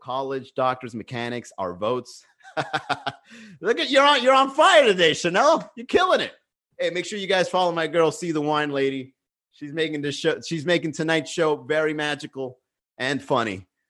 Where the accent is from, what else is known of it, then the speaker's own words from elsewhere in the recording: United States; I'm American